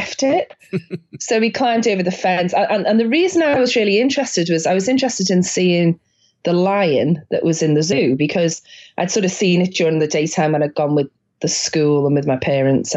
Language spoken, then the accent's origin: English; Liverpool, North West England, United Kingdom; I grew up in Liverpool in the northwest of England